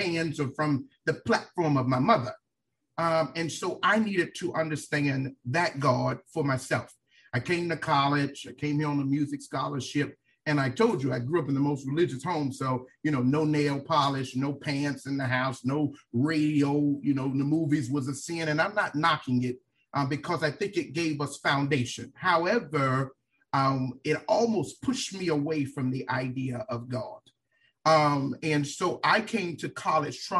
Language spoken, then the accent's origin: English; Miami, Florida, United States; now in Tallahassee, United States; I am from Miami, Florida. I grew up in a single-parent home.